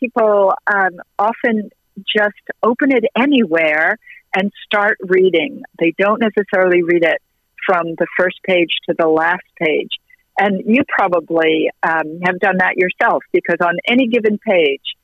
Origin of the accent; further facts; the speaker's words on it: United States; as an American and as an American woman